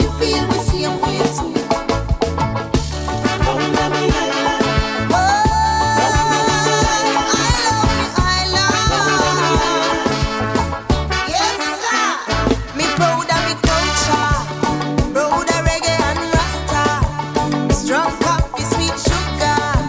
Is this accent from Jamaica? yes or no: yes; Kingston, Jamaica; moved away; We come in from Kingston, that was when I was a baby.